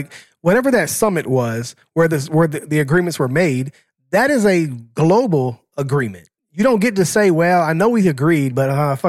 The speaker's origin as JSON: {"language": "English", "country": "United States", "said": "being American"}